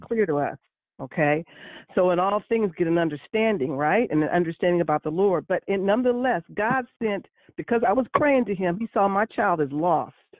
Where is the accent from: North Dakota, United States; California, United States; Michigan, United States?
California, United States; San Francisco; born and raised in San Francisco